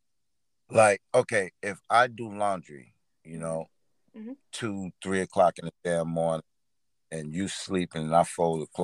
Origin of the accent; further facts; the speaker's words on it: Jersey City, New Jersey, United States; also born or lived in U.S. Virgin Islands; I'm actually from the Virgin Islands and I grew up in Jersey City, New Jersey, in the ghetto